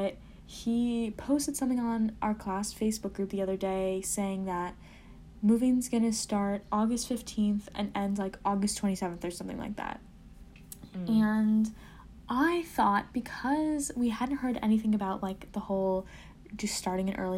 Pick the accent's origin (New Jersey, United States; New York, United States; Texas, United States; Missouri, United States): New Jersey, United States; Princeton; I'm from Princeton, New Jersey.